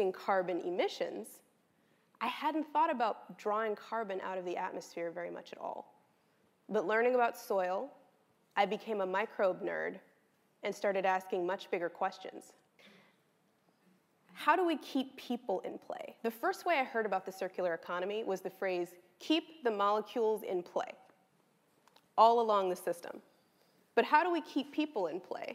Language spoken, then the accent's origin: English; Los Angeles, California, United States; I was born and raised in Los Angeles, California, late 80s, early 90s